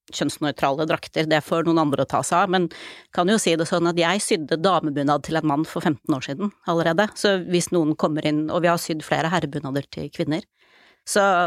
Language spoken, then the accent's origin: Norwegian; Oslo, Norway; jeg er født og oppvokst i Oslo